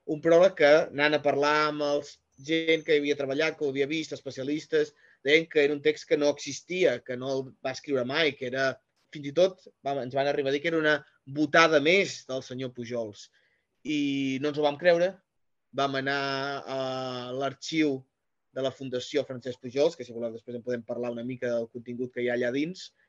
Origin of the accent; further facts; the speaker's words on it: Figueres, Catalonia, Spain; jo sóc de Figueres